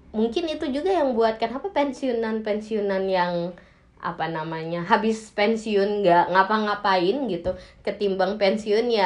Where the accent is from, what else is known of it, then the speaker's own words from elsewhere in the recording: Java, Indonesia; padahal saya orang Jawa